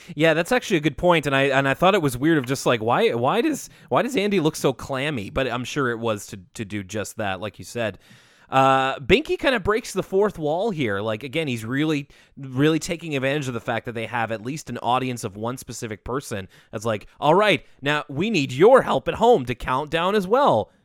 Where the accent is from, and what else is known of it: Canada